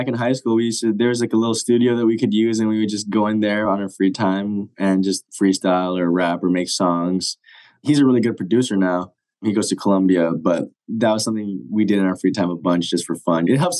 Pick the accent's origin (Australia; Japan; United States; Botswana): Japan; born there; I was born in Japan, but I haven't been back there in a long time.